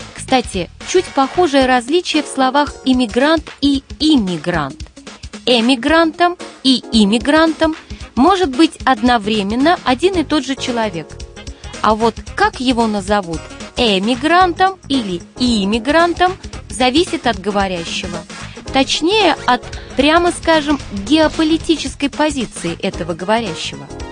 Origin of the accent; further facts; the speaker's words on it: Russia; я, как россиянка